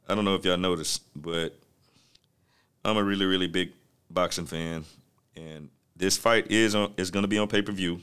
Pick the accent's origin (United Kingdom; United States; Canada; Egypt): United States; Texas; I'm from Texas